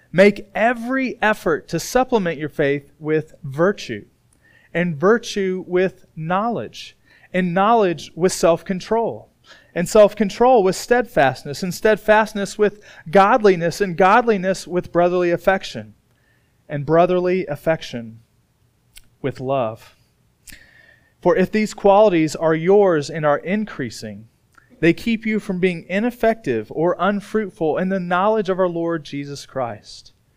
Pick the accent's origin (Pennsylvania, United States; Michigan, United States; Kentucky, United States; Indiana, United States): Indiana, United States; moved away; where I grew up in Indiana.